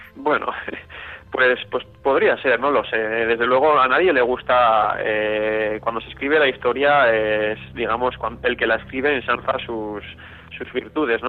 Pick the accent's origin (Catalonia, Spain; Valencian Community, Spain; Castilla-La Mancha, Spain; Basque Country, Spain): Basque Country, Spain; Vitoria-Gasteiz; de mi ciudad natal, de Vitoria